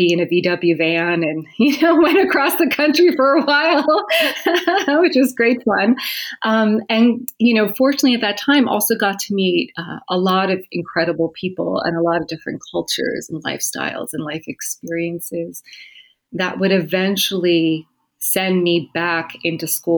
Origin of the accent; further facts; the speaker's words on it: New Jersey, United States; I grew up in New Jersey, actually. So not far from New York City. I was about an hour south of New York City, so Eastern Seaboard